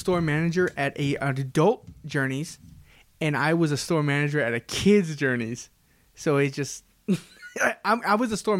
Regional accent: San Diego, California, United States; I grew up in San Diego.

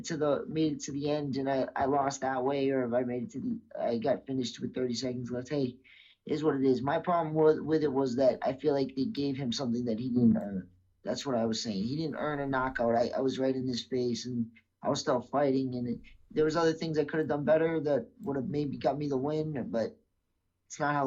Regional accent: Massachusetts, United States; I'm from Massachusetts.

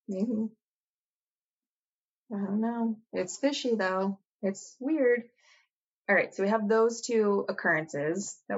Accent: Australia; I'm from Australia.

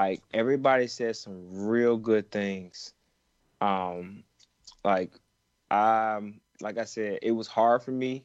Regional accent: Georgia, United States; born or raised there

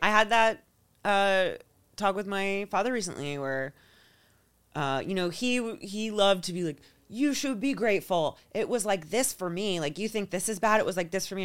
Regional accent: Florida, United States; also born or lived in New York; now in Los Angeles, United States; I grew up in Florida.

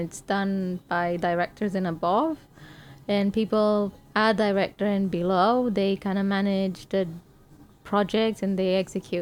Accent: Romania; accent: Romanian; English is a second language; moved away as an adult; now in London, United Kingdom; growing up in Romania

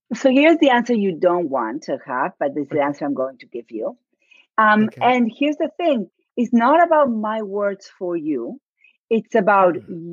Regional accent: Buenos Aires, Argentina; accent: Argentine; English is a second language; moved away as an adult; now in Dartmouth, United States; my accent is from argentina i was born and raised in buenos aires

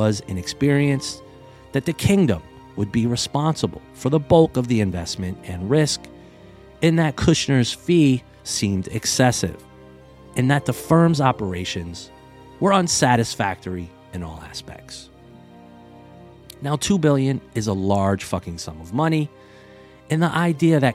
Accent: United States; as an American

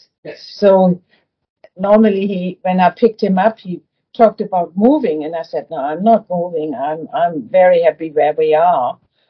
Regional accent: Flensburg, Schleswig-Holstein, Germany; English is a second language; moved away as an adult; also born or lived in Africa; now in Kununurra, Australia; I was born in Germany, in Flensburg, which is the most north town of Germany, and 10 kilometers further is Denmark.

